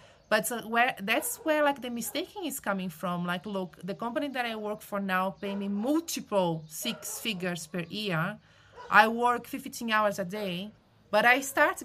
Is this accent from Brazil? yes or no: yes; Brazil; moved away; I am originally from Brazil